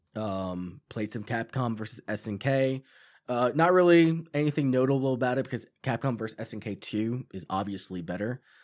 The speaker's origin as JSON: {"language": "English", "area": "Long Island", "region": "New York", "country": "United States", "said": "this movie in Long Island, too, which is where I'm from"}